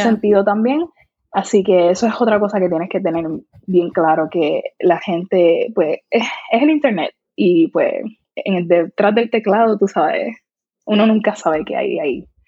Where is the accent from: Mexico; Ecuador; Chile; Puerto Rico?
Puerto Rico; accent: Puerto Rican; mi acento puertorriqueño es como que bastante prominente